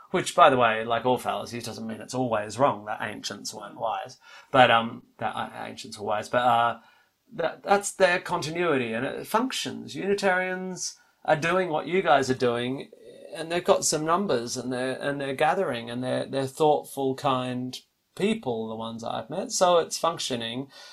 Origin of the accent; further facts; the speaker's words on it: Australia; for me as an Australian